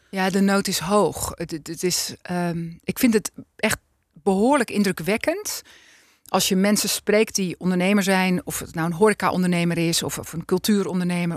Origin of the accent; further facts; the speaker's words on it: Alkmaar, North Holland, Netherlands; ik ben geboren getogen in Alkmaar